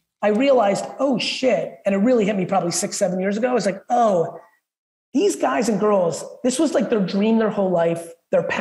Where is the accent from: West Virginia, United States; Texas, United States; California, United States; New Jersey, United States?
New Jersey, United States; Edison; English is a second language; also born or lived in Soviet Union; I moved to Edison, New Jersey